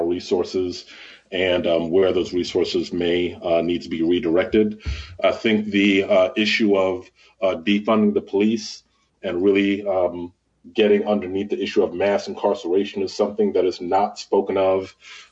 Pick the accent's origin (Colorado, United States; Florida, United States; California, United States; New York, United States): New York, United States; Mount Vernon; moved away as an adult; also born or lived in Washington, D.C. / Holmes County, Mississippi / Prince George's County, Maryland; I grew up in New York. In Mount Vernon